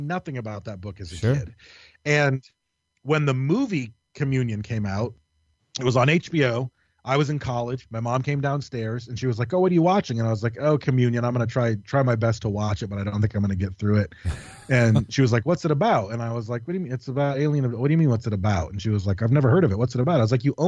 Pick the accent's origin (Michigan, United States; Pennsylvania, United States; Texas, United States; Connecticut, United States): Michigan, United States; moved away; also born or lived in California; we grew up in Michigan, we grew up in a really fucking haunted, creepy-ass place